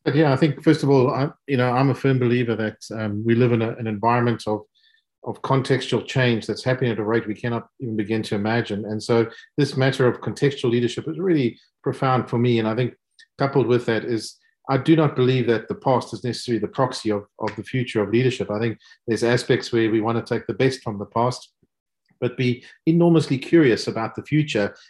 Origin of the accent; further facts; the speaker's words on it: South Africa; accent: South African; also born or lived in United States / Germany; now in United Kingdom; As you can hear from my accent, um, clearly South African, living in, in the UK, educated in the US